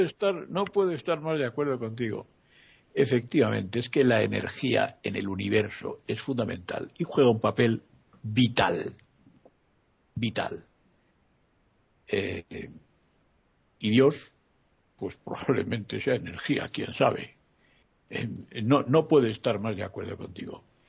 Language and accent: Spanish; Madrid, Community of Madrid, Spain; moved away as an adult; Yo soy de Madrid y estuve 11 años fuera de mi pueblo.